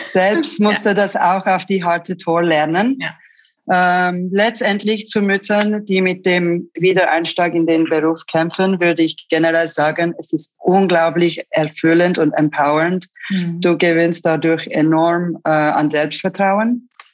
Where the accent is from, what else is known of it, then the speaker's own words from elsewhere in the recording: Zurich, Switzerland; German is a second language; moved away as an adult; also born or lived in Istanbul, Turkey / Los Angeles, United States; Meine Eltern sind aus beruflichen Gründen in 1985 nach Zürich gezogen